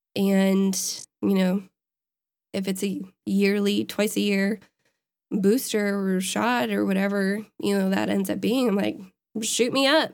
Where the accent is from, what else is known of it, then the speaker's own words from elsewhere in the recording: Wisconsin, United States; my home state